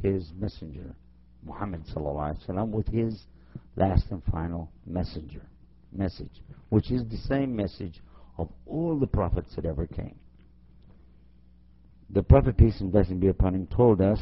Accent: Texas, United States; my home state of Texas

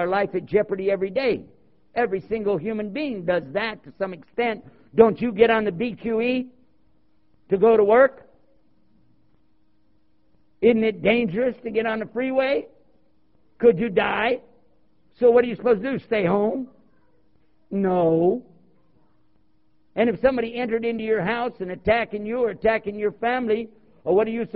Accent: Texas, United States; also born or lived in Cleveland, Ohio; now in Washington, D.C., United States; I was born in Cleveland, Ohio. I was raised in Texas. I live near Washington, D.C. right now

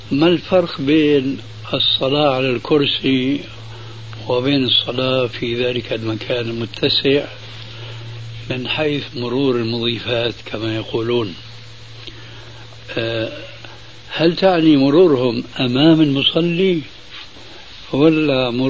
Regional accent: Palestine; now in Canada; أنا من فلسطين من فلسطين من فلسطين آه وذهبت من فلسطين إلى كندا مرورا من الأردن مرورا من الأردن

